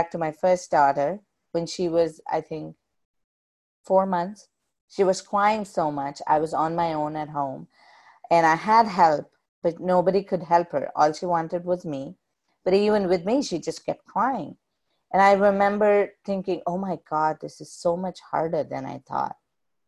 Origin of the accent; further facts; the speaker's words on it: South India, India; moved away; when I was growing up in India